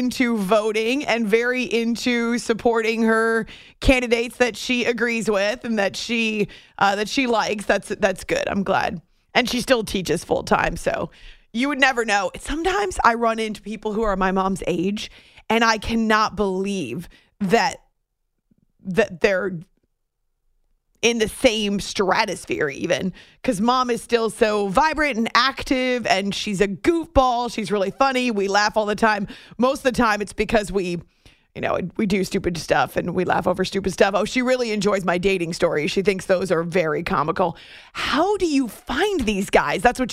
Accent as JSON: {"language": "English", "region": "New Hampshire", "country": "United States", "tie": "born or raised there", "moved": "yes", "said": "when I was growing up in New Hampshire"}